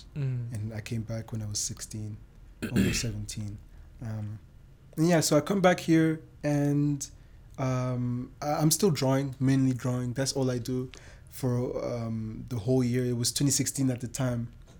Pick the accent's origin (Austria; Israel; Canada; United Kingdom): Austria; Vienna; born there; also born or lived in Germany / Rwanda / Belgium; No, I was born in Austria, in Vienna.